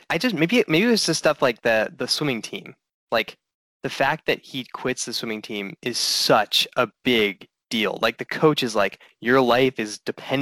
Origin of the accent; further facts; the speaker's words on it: near Lake Forest, Illinois, United States; moved away; I grew up 15 minutes from where this movie was filmed.